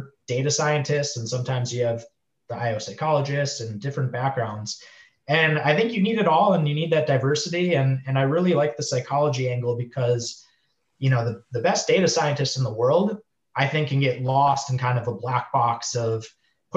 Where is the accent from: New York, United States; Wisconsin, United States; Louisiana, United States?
Wisconsin, United States; Milwaukee; moved away as an adult; also born or lived in Chicago, United States / Minneapolis, United States; now in San Diego, United States; I'm from the Midwest. So grew up around like Wisconsin area, Milwaukee, went to school in Wisconsin